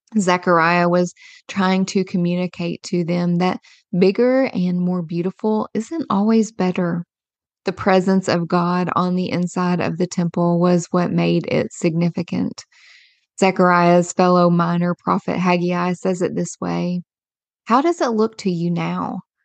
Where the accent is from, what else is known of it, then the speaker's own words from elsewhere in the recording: Kentucky, United States; I was born and raised in a small rural Kentucky town